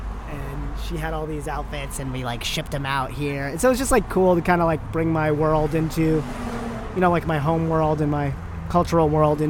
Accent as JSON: {"language": "English", "country": "India", "said": "I'm Indian. Like, let's just do, like, let's take advantage of everything we got. Let's do a Bollywood thing."}